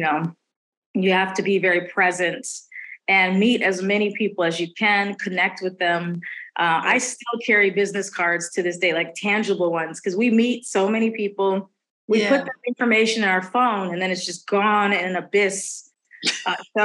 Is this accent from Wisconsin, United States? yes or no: yes; Milwaukee, Wisconsin, United States; moved away as an adult; also born or lived in Boston, United States; now in Los Angeles, United States; I'm from Milwaukee